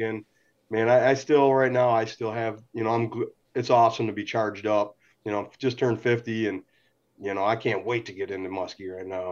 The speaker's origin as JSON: {"language": "English", "town": "St. Clair Shores", "region": "Michigan", "country": "United States", "tie": "born or raised there", "said": "born and raised in St. Clair Shores here"}